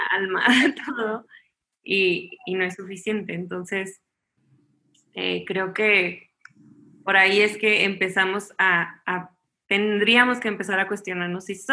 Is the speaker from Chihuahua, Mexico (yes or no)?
yes; Chihuahua, Mexico; also born or lived in Miami / Los Angeles; now in Mexico City, Mexico; soy de Chihuahua, Chihuahua originalmente eh, y ahorita vivo en la Ciudad de México, pero la verdad es que me ha tocado vivir en muchísimos lados.